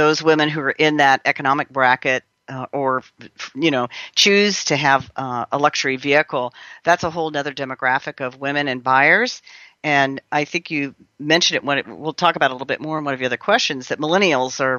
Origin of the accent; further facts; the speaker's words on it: California, United States; I'm a Californian